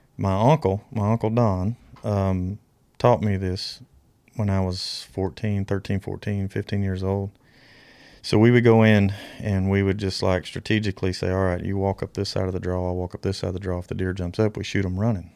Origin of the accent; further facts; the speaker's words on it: Alabama, United States; when I grew up in Alabama